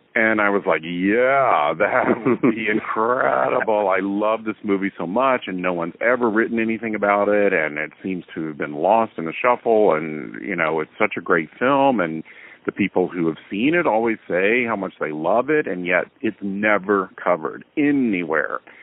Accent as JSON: {"language": "English", "region": "North Carolina", "country": "United States", "tie": "born or raised there", "also_born_or_lived": "New York", "moved": "as an adult", "said": "I grew up in North Carolina"}